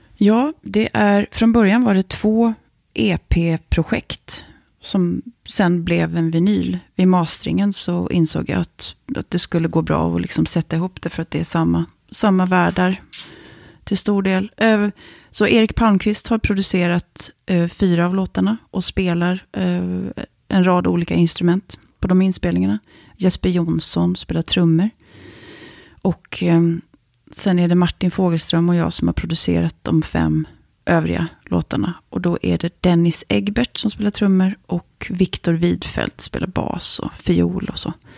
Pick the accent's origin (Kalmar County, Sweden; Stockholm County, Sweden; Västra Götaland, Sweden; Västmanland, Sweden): Kalmar County, Sweden; Kalmar; first language Swedish; moved away as an adult; also born or lived in Norrköping / Lund; Vi var först i Lindstad, där jag växte upp, som villaområde